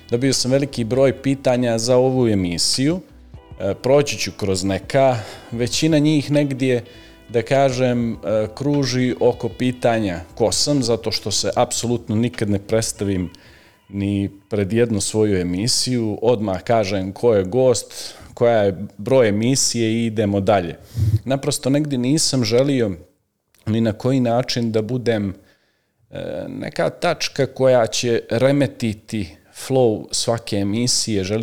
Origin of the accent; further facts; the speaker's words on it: Nikšić, Nikšić Municipality, Montenegro; ja sam rođen u Nikšiću, u Crnoj Gori naravno, tamo sam završio osnovnu školu Luka Simonović